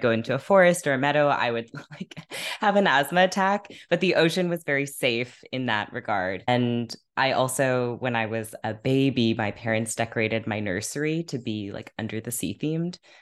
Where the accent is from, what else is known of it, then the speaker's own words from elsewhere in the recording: Half Moon Bay, California, United States; now in Brooklyn, United States; I grew up in California by this beach called Half Moon Bay